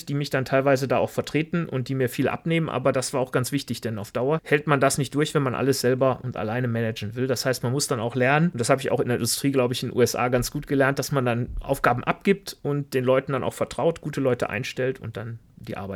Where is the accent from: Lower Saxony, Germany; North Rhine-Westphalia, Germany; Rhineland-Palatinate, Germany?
North Rhine-Westphalia, Germany; Velbert; Und ich bin ja auch aus dem Bergischen Land da, Felbert. Das heißt, sogar die Landschaft ist ja ähnlich.